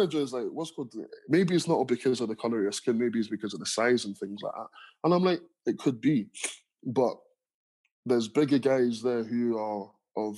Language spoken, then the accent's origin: English; London, United Kingdom; also born or lived in Nigeria / Stranraer / Ayr; now in Glasgow, United Kingdom; where I grew up in London, I was surrounded by people that looked just like me